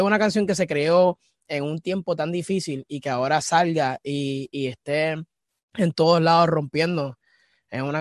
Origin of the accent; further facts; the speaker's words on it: Texas, United States; also born or lived in Carolina, Puerto Rico / New York; Yo soy de Carolina, Puerto Rico, pero he tenido un bringing up. Me crié en Texas, viví en Nueva York, este, estuve de tour en Europa, soy como un, ciudadano del mundo, pero de PR.